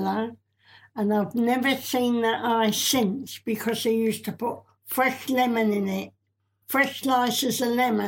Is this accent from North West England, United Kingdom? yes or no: no; London, United Kingdom; I was born in Clerkenwell.